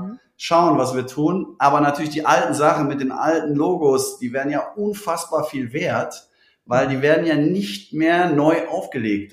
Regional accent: Cologne, North Rhine-Westphalia, Germany; Kölsche Jung

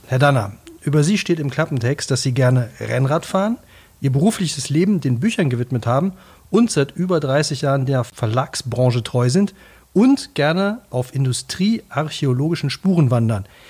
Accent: Cologne, North Rhine-Westphalia, Germany; Ich bin Kölner

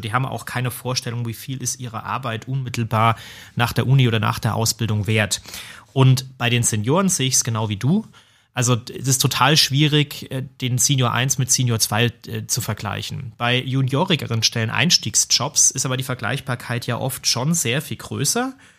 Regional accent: Germany; Bei uns in Deutschland

